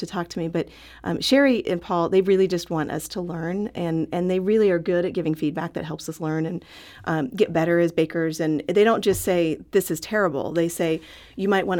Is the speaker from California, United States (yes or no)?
yes; San Diego, California, United States; also born or lived in St. Louis area / Scotland; now in St. Louis, United States; I was born and raised in San Diego, and I live here in the St. Louis area